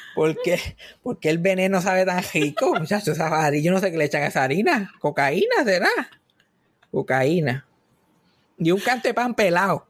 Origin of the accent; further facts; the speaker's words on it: Puerto Rico; yo soy de Giocaña